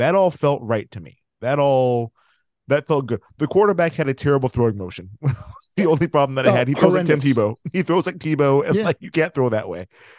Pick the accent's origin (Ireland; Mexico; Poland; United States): United States; California; accent: California; I'm California. That's my accent.